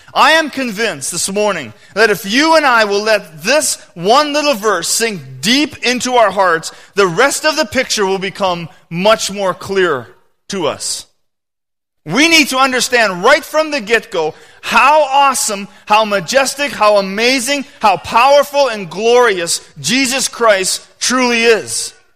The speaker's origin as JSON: {"language": "English", "country": "Canada", "said": "I am a Canadian, you know, citizen"}